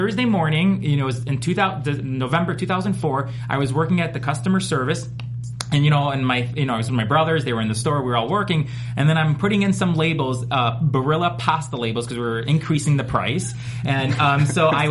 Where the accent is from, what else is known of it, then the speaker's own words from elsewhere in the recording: Chicago, Illinois, United States; I'm from Chicago.